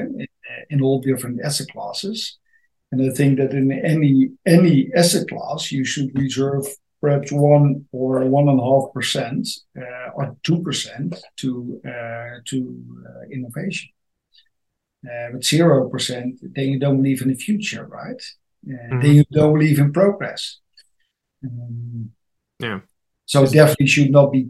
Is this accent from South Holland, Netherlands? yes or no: no; Amsterdam, North Holland, Netherlands; I'm from the Netherlands, Amsterdam